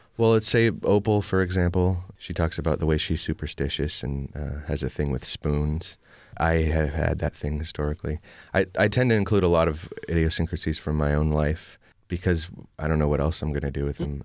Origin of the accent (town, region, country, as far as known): Oakland, California, United States; born or raised there